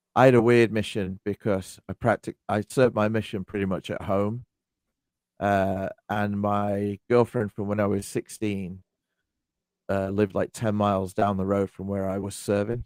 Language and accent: English; United Kingdom; I'm British